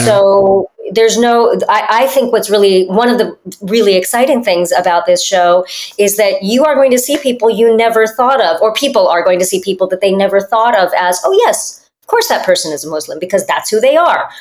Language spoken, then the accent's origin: English; United States; I grew up in America, so I speak Spanish and French